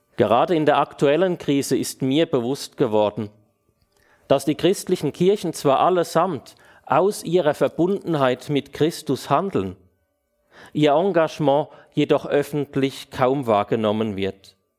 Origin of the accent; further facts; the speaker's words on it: Switzerland; bei uns in der Schweiz